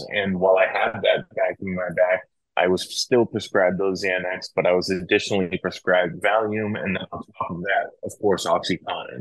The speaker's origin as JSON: {"language": "English", "town": "Franklin", "region": "Massachusetts", "country": "United States", "tie": "born or raised there", "also_born_or_lived": "Atlanta / Texas", "moved": "as an adult", "said": "I grew up, born and raised in Franklin, Massachusetts"}